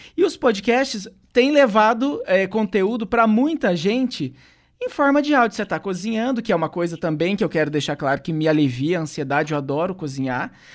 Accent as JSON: {"language": "Portuguese", "town": "Santo Antônio da Platina", "region": "Paraná", "country": "Brazil", "also_born_or_lived": "Ponta Grossa", "moved": "as an adult", "said": "eu saí de Santo Antônio lá no meu país, Santo Antônio da Platina, quando eu fui para Ponta Grossa"}